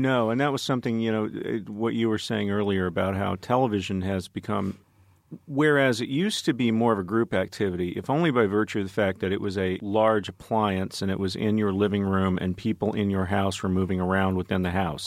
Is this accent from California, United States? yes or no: no; Dallas, Texas, United States; I grew up in Dallas, which is a multiracial city, but also a highly segregated one